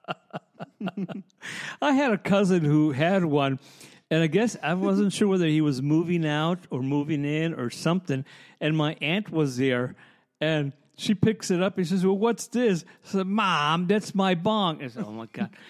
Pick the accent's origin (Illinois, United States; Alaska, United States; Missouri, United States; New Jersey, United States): Illinois, United States; Chicago; also born or lived in Lancaster, Pennsylvania; now in Lititz, United States; I'm from Chicago